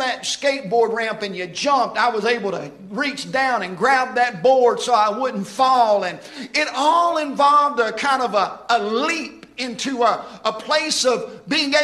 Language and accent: English; Houston, Mississippi, United States; I remember growing up in Houston, Mississippi. I grew up in Metz Street